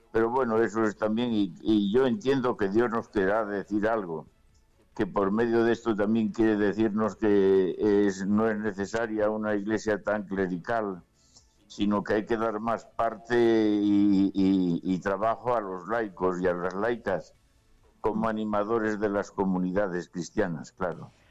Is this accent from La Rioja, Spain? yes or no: no; Cantabria, Spain; hacia el 23 o 24 miré a mi tierra a Cantabria, vivir en Santander, en el Colegio de los Agustinos y en la parroquia que tenemos allí. De allí vine y allí vuelvo.